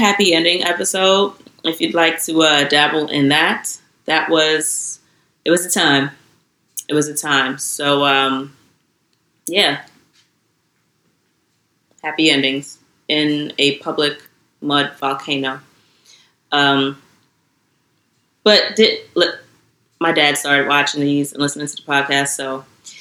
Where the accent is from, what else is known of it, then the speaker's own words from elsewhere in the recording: New York City, New York, United States; I'm from Queens.